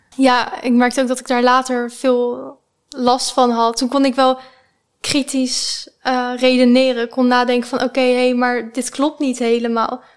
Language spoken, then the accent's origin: Dutch; The Hague, South Holland, Netherlands; accent: Haags; Ik kom uit Den Haag. Waarschijnlijk, eh, kunnen jullie dat wel horen